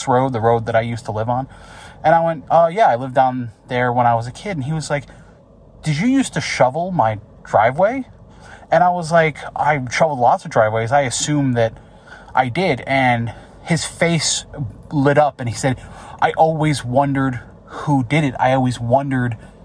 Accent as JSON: {"language": "English", "region": "upstate New York", "country": "United States", "tie": "born or raised there"}